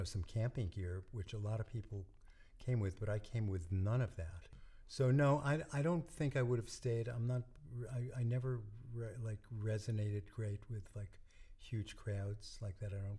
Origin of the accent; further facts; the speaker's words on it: Brooklyn, New York, United States; moved away as an adult; also born or lived in Schenectady, New York; now in Woodstock, United States; Hudson Valley, then you could say I reside in the Hudson Valley. But no, I was born and raised in Brooklyn, New York.